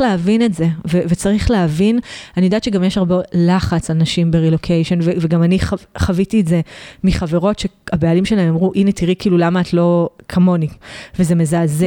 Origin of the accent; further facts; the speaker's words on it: Israel; moved away as an adult; now in Provence, France; אנחנו בתור ישראלים